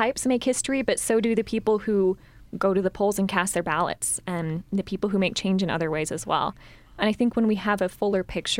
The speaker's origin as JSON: {"language": "English", "region": "Arizona", "country": "United States", "tie": "born or raised there", "moved": "yes", "lives_now": "Utah, United States", "said": "I grew up in Arizona"}